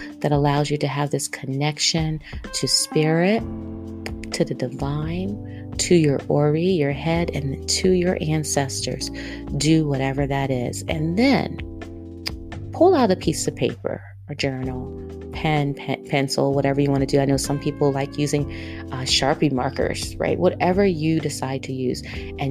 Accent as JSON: {"language": "English", "region": "East Coast", "country": "United States", "accent": "East Coast", "said": "my East Coast accent"}